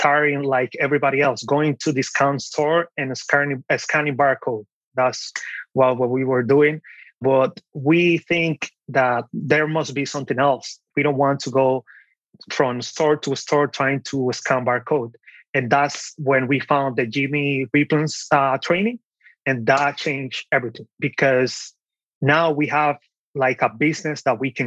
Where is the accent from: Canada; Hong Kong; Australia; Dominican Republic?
Dominican Republic; moved away as an adult; also born or lived in New York, United States; now in Pennsylvania, United States; I was born and raised in the Dominican Republic. I came to this country when I was 18 years old